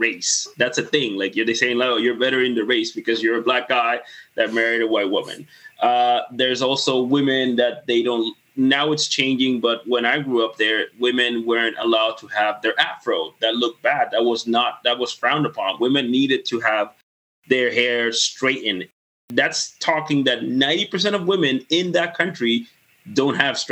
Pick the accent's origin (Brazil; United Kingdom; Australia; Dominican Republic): Dominican Republic; now in Canada; I grew up in the Caribbean, in the Spanish Caribbean